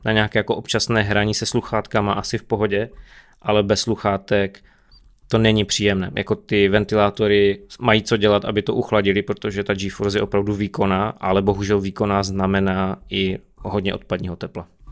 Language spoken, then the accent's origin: Czech; Czechia; my jsme Češi